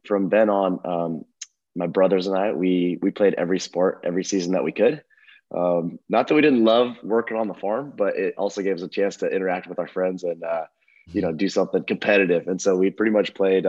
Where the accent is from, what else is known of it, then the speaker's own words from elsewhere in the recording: Eastern Oregon, United States; I grew up in Eastern Oregon, kind of all over.